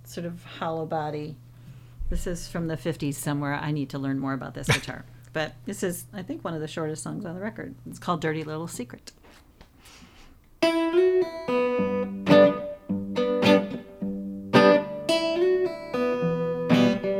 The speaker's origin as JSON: {"language": "English", "town": "Beverly Hills", "region": "Michigan", "country": "United States", "tie": "born or raised there", "also_born_or_lived": "Southfield, Michigan / Birmingham, Michigan", "lives_now": "Chelsea, United States", "said": "I grew up in the Detroit area, but you know this area. I was born and raised in a little burb called Beverly Hills"}